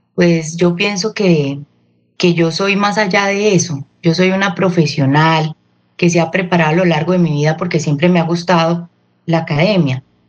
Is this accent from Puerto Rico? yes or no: no; Colombia; yo siempre he sido de mi tierra